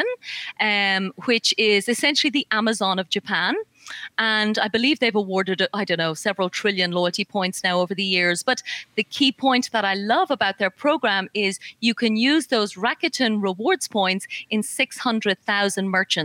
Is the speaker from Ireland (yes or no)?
yes; Ireland; accent: Irish; I'm Irish. I don't know if the accent's coming through